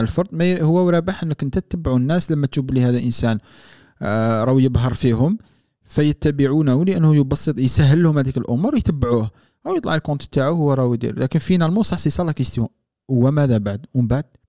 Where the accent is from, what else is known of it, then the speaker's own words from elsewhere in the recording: Algeria; moved away as an adult; now in France; راح نتكلم كانسان مواطن جزائري